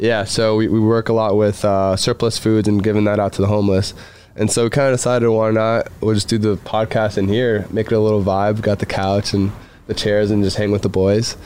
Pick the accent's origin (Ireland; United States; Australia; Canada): United States; Miami, Florida; I'm from Miami